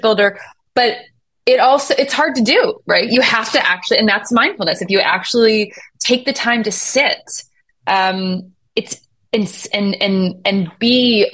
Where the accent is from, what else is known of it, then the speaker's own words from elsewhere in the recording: Buffalo, New York, United States; moved away as an adult; also born or lived in North Carolina; I grew up in Buffalo, New York